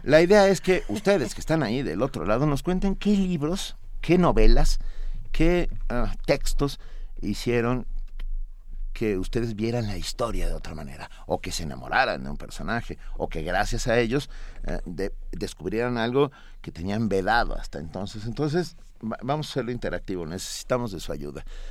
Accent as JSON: {"language": "Spanish", "country": "Mexico"}